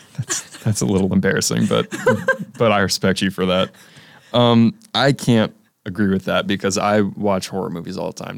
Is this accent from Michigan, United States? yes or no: no; South Carolina, United States; I'm a film studies student from South Carolina